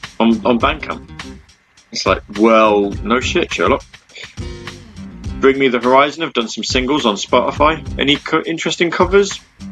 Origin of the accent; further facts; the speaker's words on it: United Kingdom; Because I'm British, you see, so I have to be a little bit... I have to be a little bit camp.